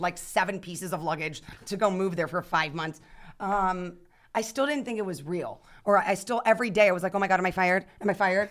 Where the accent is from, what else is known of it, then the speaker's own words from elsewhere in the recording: Youngstown, Ohio, United States; I'm from Youngstown, Ohio